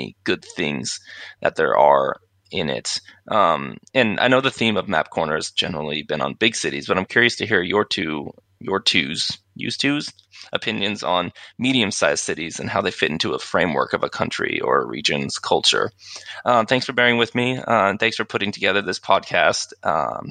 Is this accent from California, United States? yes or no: no; Bellingham, Washington, United States; now in Phoenix, United States; I'm from Bellingham, Washington